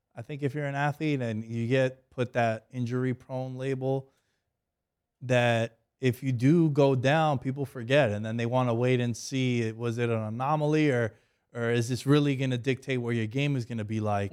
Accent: New York, United States; I'm from New York

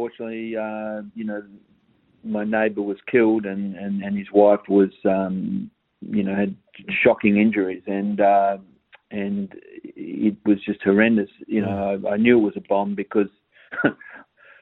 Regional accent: Australia; being Australian

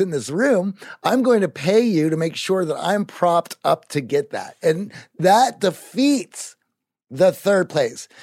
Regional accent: Greensburg, Pennsylvania, United States; moved away; I grew up in Greensburg, Pennsylvania

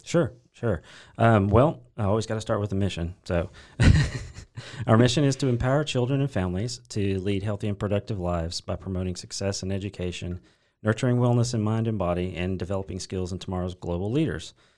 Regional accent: Corsicana, Texas, United States; I grew up in Corsicana, Texas, uh, just right down the road uh, where I currently live with my wife and kids

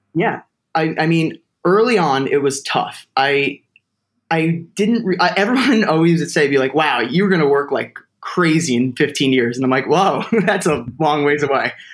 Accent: Toms River, New Jersey, United States; my hometown like a place to do theater called Exit 82 Theater Company because I'm from Tom's River

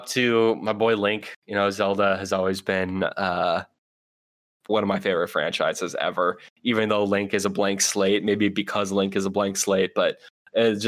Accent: Oakland, California, United States; my hometown of Oakland

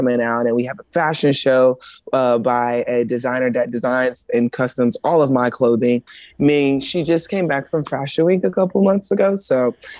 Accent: Columbia, South Carolina, United States; I am here in my hometown, Columbia, South Carolina.

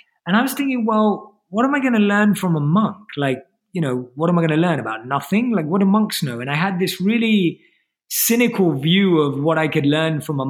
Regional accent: London, United Kingdom; So I was born and raised in London and I grew up like an average Londoner

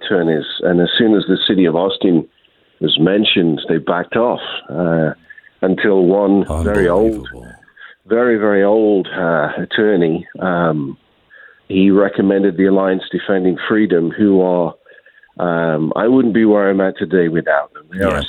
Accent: United Kingdom; now in United States; No, I was an immigrant from the United Kingdom in 1999, and now a citizen with my family.

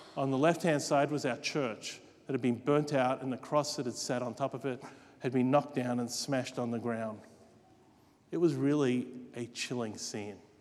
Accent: Australia; moved away; Australia, in my home state there

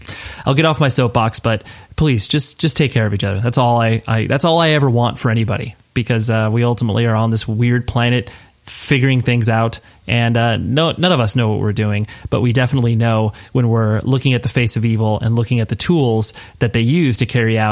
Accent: Southern California, United States; I'm from Southern California

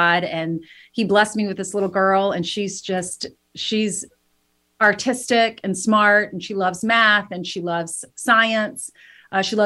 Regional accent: the South, United States; I'm from the South

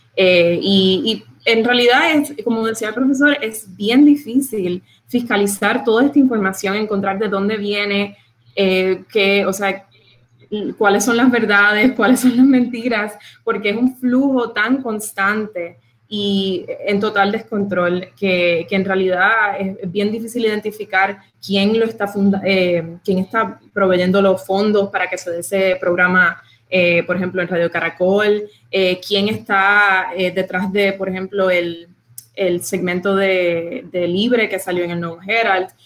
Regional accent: Puerto Rico; now in Miami, United States; Yo soy puertorriqueña

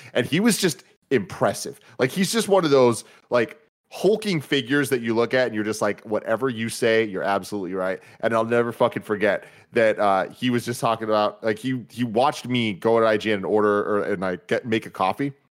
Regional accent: San Francisco, California, United States; growing up in San Francisco

